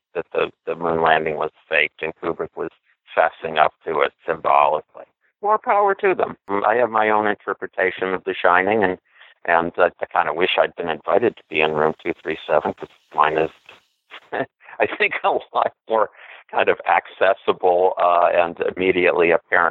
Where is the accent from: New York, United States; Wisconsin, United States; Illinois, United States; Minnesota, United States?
Wisconsin, United States; Milwaukee; Growing up in Milwaukee, I was, 18